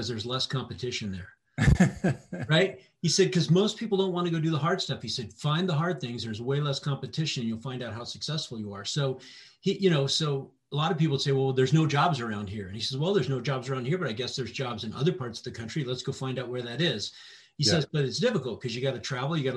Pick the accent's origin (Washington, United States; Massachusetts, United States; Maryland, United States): Washington, United States; Fox Island; also born or lived in El Paso, Texas; I grew up on Fox Island